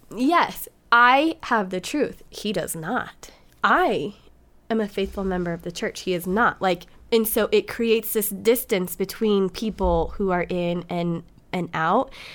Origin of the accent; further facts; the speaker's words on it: Montana, United States; moved away; also born or lived in California; I went to school from, like, third grade till seventh grade in Montana.